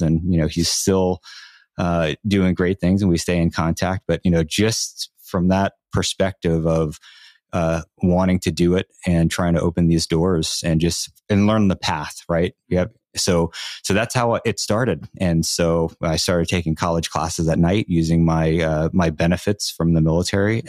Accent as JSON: {"language": "English", "area": "Long Island", "region": "New York", "country": "United States", "tie": "born or raised there", "said": "I'm from Long Island, New York"}